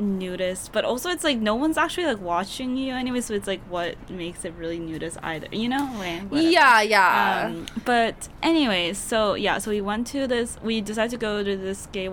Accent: South Korea; moved away; I grew up in Korea

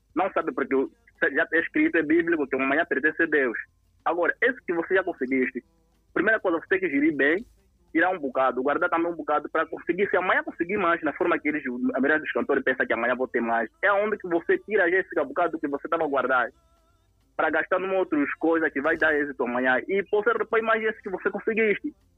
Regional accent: Moxico, Angola; eu sou do Mochico

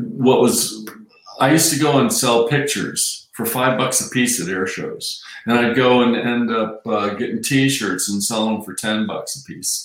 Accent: Miami, Florida, United States; moved away as an adult; also born or lived in San Francisco / Key West / Colorado / Fort Worth; I'm from San Francisco and raised in Miami and stationed in Key West

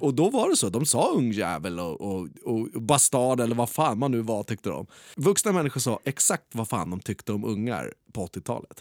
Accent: Skebobruk, Stockholm County, Sweden; I Skebobruk där jag är uppvuxen

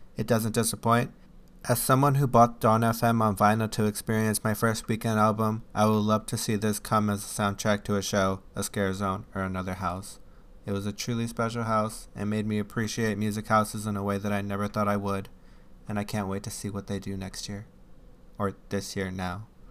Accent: Chicago, Illinois, United States; I'm from Chicago

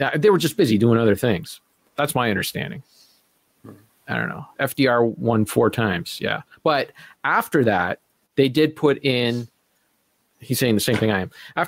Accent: Canada; as a Canadian, and as an ignorant Canadian

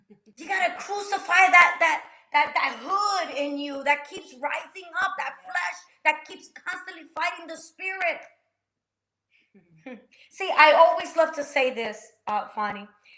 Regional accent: New Jersey, United States; I'm from Jersey, girl. I'll solve your problem right now.

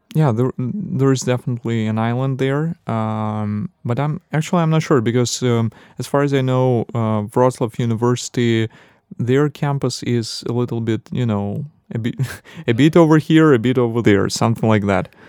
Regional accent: Belarus; now in Poland; I'm from Belarus, and uh, our winters are colder than here in Poland

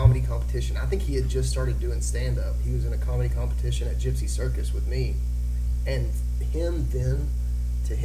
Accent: Tennessee, United States; my home state

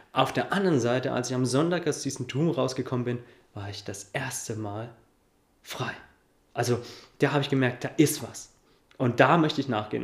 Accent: Coburg, Bavaria, Germany; ich komme aus Coburg

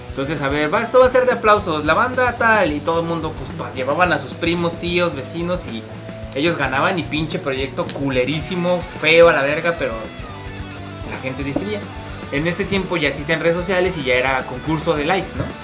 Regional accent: Mexico City, Mexico; venimos de la Ciudad de México

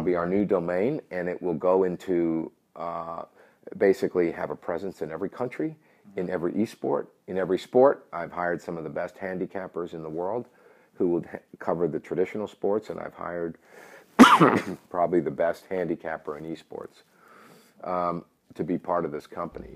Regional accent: New York City, New York, United States; moved away; I'm originally from New York City.

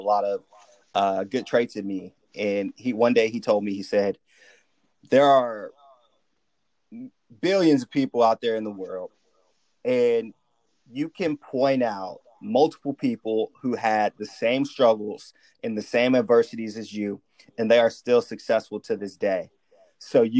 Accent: Sacramento, California, United States; also born or lived in Richmond; I moved to Sacramento when I was really young. So I just tell people that I'm from Sacramento

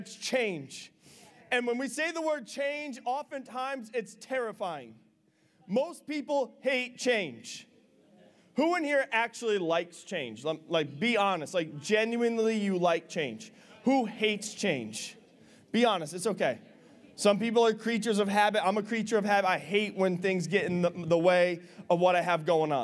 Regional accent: Big Flats, New York, United States; the house I grew up in Big Flats

